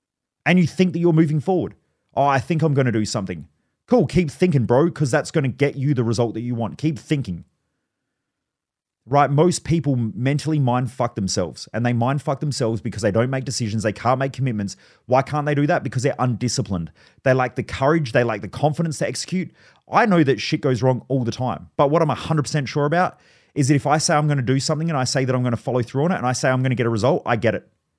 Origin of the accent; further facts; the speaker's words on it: Australia; I grew up around in Australia, if you're listening overseas, we obviously don't have a lot of guns here